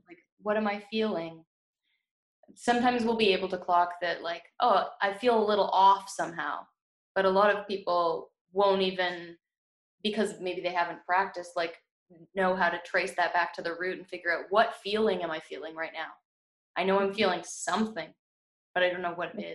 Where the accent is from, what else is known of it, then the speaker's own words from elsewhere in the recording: Canada; also born or lived in United States; I was born in America and I was raised here, so and like I have family that's American and family that's Canadian